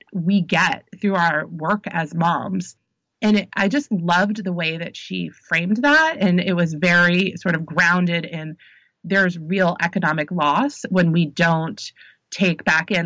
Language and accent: English; New Jersey, United States; I grew up in Jersey